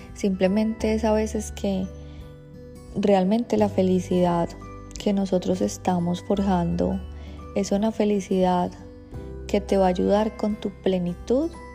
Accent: Colombia; now in Australia; nosotros como colombianos pues tenemos una vida como muy incierta

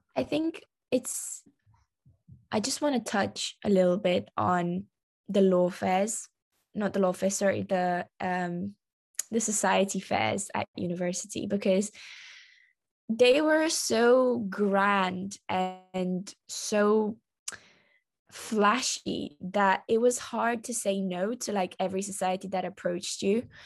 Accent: London, United Kingdom; I am Romanian, but I was raised in London

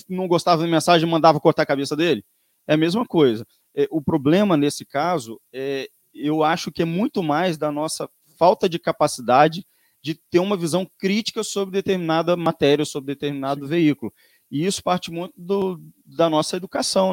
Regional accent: Vitória, Espírito Santo, Brazil; moved away as an adult; now in Domingos Martins, Brazil; eu sou de Vitória, é, fui nascido e criado em Vitória

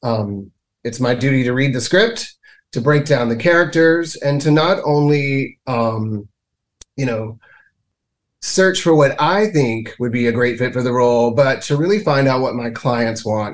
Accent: Mississippi, United States; moved away as an adult; now in Canada; I was born and reared in Mississippi

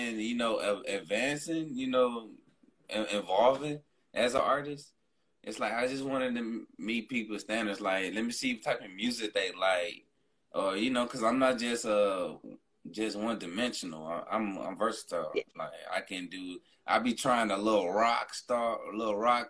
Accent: Houston, Texas, United States; also born or lived in Louisiana; originally, I'm born from Louisiana, but raised in Houston, Texas

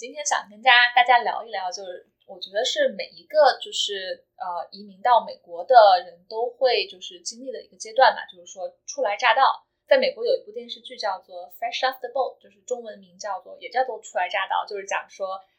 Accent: China; now in United States; 我们作为就是在国内长大的孩子

